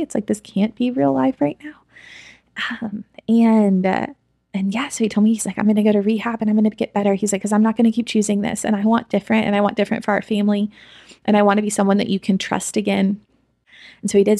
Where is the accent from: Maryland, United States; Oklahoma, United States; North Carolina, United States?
Oklahoma, United States; Edmond; I grew up in Edmond, Oklahoma